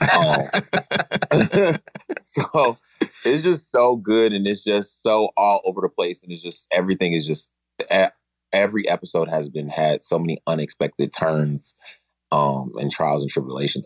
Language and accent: English; Chicago, Illinois, United States; I'm from Chicago.